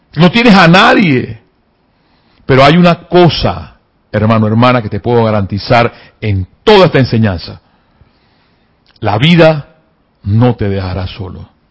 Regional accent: Panama; me dio dolor como panameño

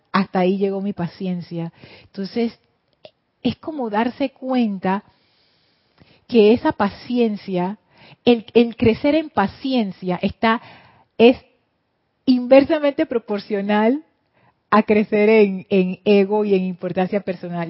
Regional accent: Panama; accent: Panamanian English

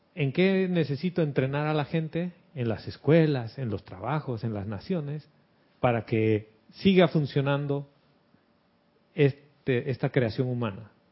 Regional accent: Bolivia; now in Panama; de cuando era niño, de las dictaduras en Bolivia que nos levantábamos a las 4 de la mañana con mi mamá

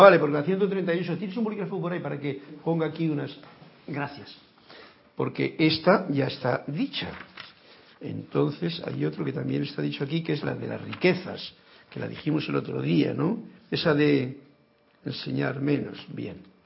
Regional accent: Spain; Soy español

